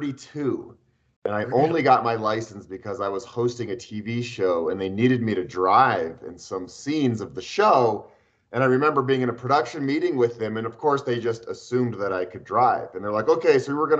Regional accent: Boulder, Colorado, United States; I am born and raised in Boulder. This is my hometown

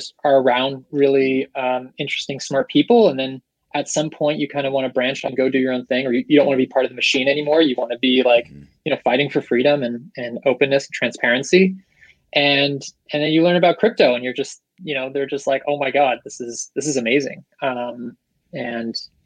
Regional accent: Seattle, Washington, United States; now in San Francisco, United States; I'm in SF, originally from Seattle

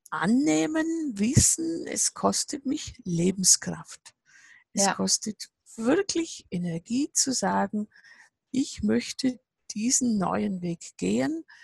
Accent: Bavaria, Germany; Ich sage immer, das kann man sich bei uns im Allgäu jedes Jahr mindestens an ein paar Tagen, manchmal monatelang testen, was es heißt, neue Schritte im Schnee zu tun.

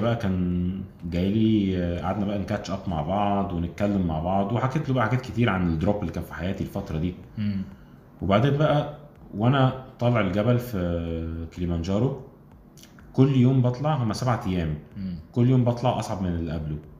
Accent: Alexandria, Alexandria Governorate, Egypt; moved away as an adult; now in Cairo, Egypt; انا من اسكندريه اصلا

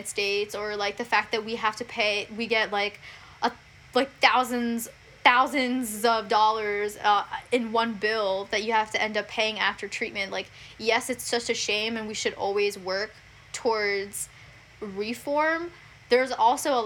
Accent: India; moved away; I'm from India

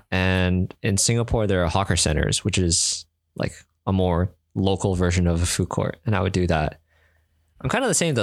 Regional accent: Canada; I'm from Canada.

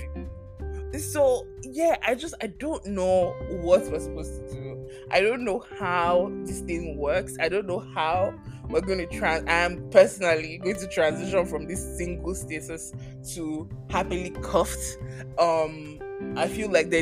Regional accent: Nigeria; now in Canada; I'm also Nigerian, I've lived here for X number of years

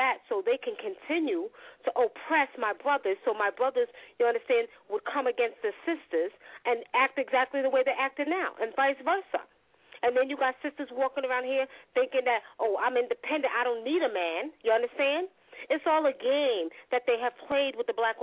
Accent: New York, United States; I'm from New York

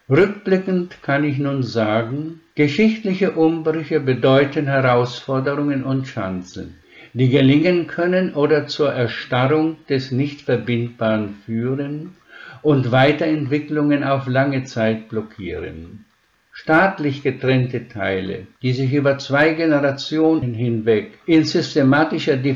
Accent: Švedlár, Košice Region, Slovakia; born there; Das erläutere ich am Beispiel meines Geburtsortes. Wenn ich heute zu den Landsleuten nach Schwedler komme, dann kann ich in jedes Haus wie zu Freunden gehen, werde herzlich empfangen, zum Gespräch eingeladen, das ist meine Heimat.

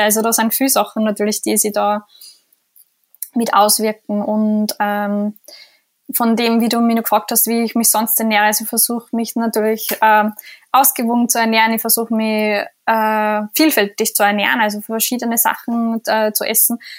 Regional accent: Austria; bei uns in Österreich

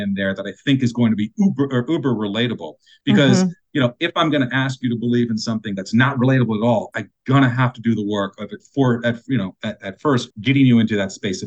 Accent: South Florida, United States; also born or lived in Indiana; I was born in Indiana, and then I moved down to South Florida when I was like 10 or 11 years old.

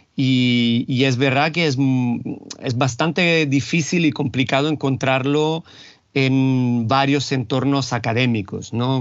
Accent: Rome, Lazio, Italy; Spanish is a second language; moved away as an adult; yo nací y me crié en Italia, concretamente en Roma

